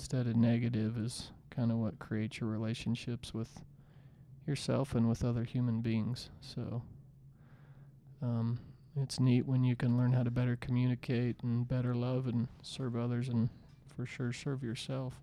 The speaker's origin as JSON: {"language": "English", "town": "Salt Lake City", "region": "Utah", "country": "United States", "said": "we're from Salt Lake City, Utah"}